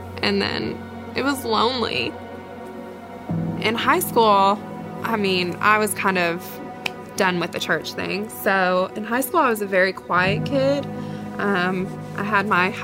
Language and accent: English; Alcoa, Tennessee, United States; also born or lived in Georgia; I'm from Alcoa, Tennessee.